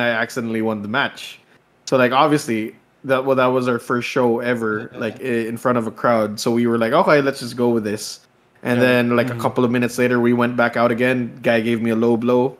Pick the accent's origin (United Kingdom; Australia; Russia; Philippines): Philippines; as a Filipino.